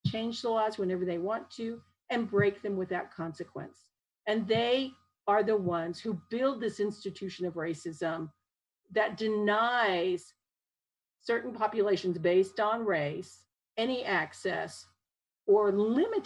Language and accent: English; Japan; now in Utah, United States; my parents, who are Japanese, we immigrated from Japan. I was born in Japan, came over